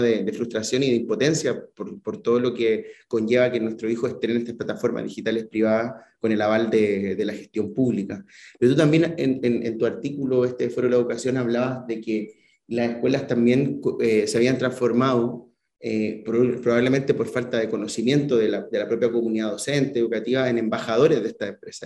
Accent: Chile; now in Spain; Yo como chileno

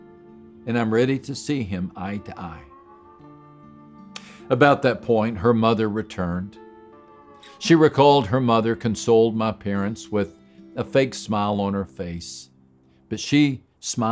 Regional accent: West Texas, United States; born or raised there; moved away

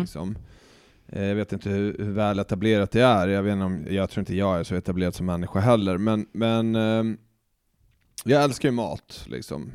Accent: Stockholm, Stockholm County, Sweden; Jag är ju uppväxt och född i Stockholm, men jag har ju bott eh, ja, men en väldigt stor del av mitt liv ute i orten

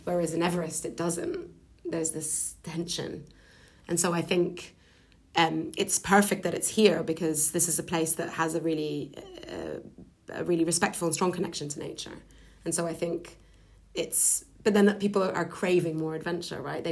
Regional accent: Lebanon; moved away as an adult; also born or lived in London; I'm half Lebanese, half Scottish, and I grew up in Lebanon until I was about 18

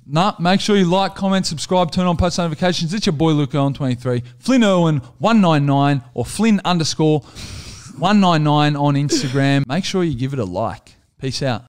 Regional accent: Australia; we're just Australian entertainers, good Aussie blokes

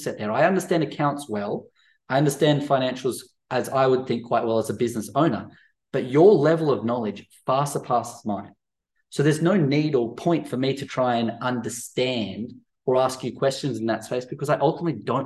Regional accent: Central Coast, near Erina, New South Wales, Australia; growing up on the Central Coast near Erina

